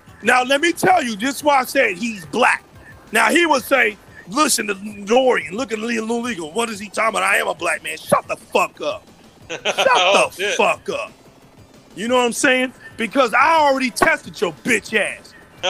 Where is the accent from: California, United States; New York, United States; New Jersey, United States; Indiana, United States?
Indiana, United States; Indianapolis; I came from Indianapolis.